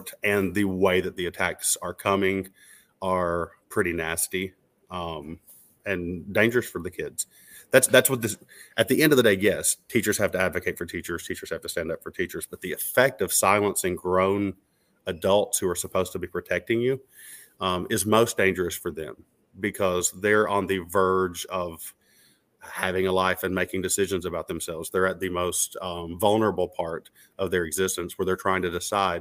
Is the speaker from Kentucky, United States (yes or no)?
yes; Mount Sterling, Kentucky, United States; my hometown in Mount Sterling